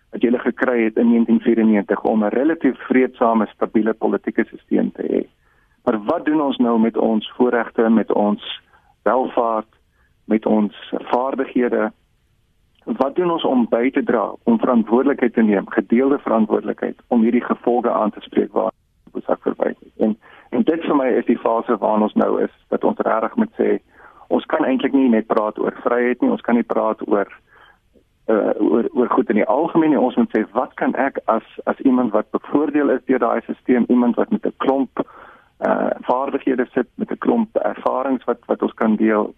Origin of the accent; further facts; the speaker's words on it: South Africa; ons as Suid-Afrikaners